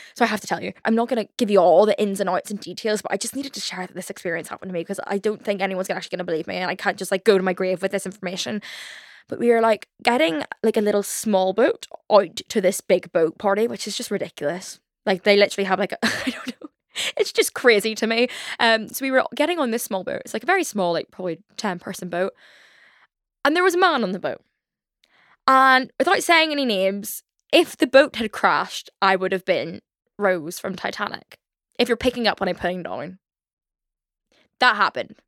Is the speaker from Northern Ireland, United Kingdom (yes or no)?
yes; Belfast, Northern Ireland, United Kingdom; accent: Belfast; my Belfast accent